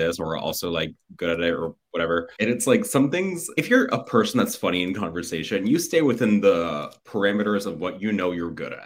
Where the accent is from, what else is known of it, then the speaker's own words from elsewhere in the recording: Miami, Florida, United States; moved away as an adult; also born or lived in Los Angeles; I'm from Miami, born and raised.